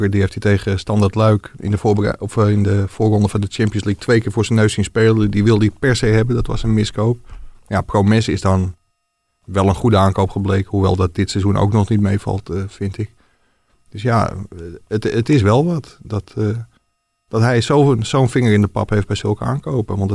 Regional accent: Utrecht, Netherlands; Alleen ja, Ajax natuurlijk, dat kan je als Utrechter kan je niet naartoe gaan eigenlijk, hè.

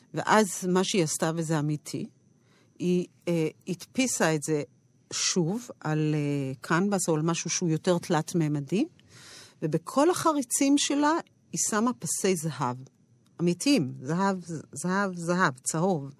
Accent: Rehovot, Central District, Israel; אני גדלתי ברחובות

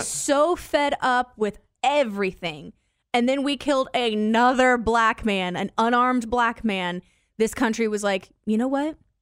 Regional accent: Decatur, United States; I have never left my hometown. I grew, I was born at D M H. I grew up here. I went to college here.

